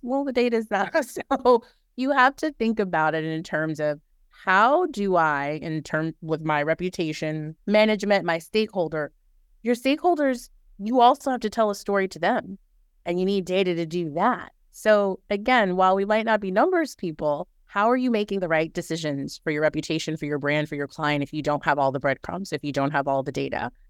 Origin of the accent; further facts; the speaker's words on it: New Orleans, Louisiana, United States; moved away; I am originally from New Orleans